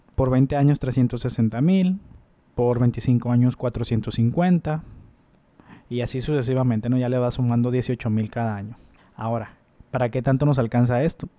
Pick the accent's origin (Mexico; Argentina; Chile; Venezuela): Mexico; nosotros como mexicanos